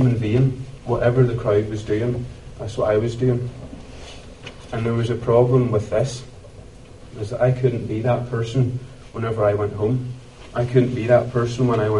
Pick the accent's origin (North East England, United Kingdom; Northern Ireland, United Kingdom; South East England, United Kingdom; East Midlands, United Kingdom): Northern Ireland, United Kingdom; Ballymoney; I was born and raised in Ballymoney